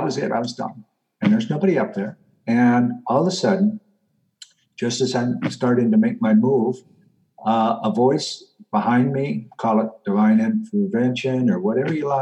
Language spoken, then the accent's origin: English; Pacific Northwest, United States; now in North Carolina, United States; I was born and raised in the Pacific Northwest of the United States in the Rocky Mountains, basically, in and around them.